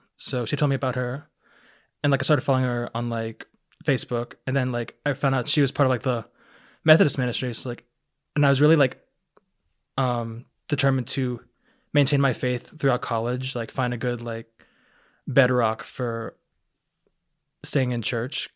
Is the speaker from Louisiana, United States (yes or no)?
no; Aiken, South Carolina, United States; I am from Aiken, South Carolina